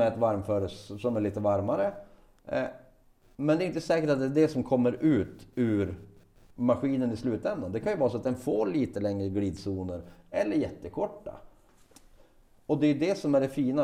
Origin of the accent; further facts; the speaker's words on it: Västerbotten County, Sweden; now in Piteå, Sweden; Jag är, jag är västerbottning ja, av födsel ohejdad vana, men har bott i Piteå sedan 95.